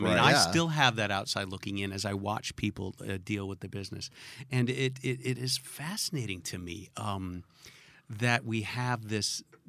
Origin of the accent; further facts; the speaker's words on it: New Orleans, Louisiana, United States; I was from New Orleans